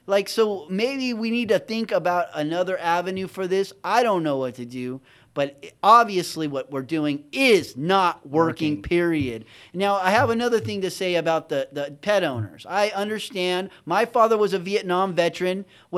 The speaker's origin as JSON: {"language": "English", "country": "Mexico", "tie": "born or raised there", "lives_now": "United States", "said": "And I grew up partially in Mexico, but we had everything."}